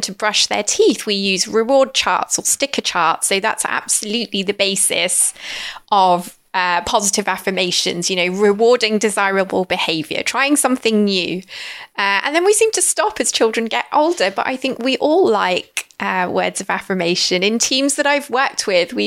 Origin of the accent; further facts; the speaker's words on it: United Kingdom; now in London, United Kingdom; being British